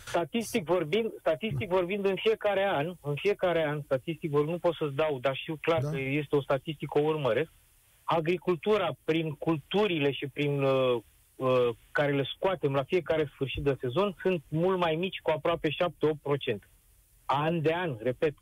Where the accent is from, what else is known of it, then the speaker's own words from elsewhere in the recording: Romania; noi ca români